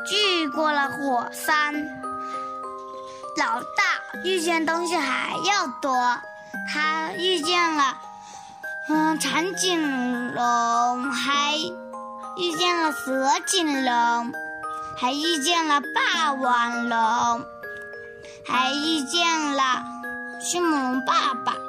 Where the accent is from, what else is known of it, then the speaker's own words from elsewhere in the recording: Nanchang, Jiangxi, China; 今年六岁四个月了。我来自江西南昌，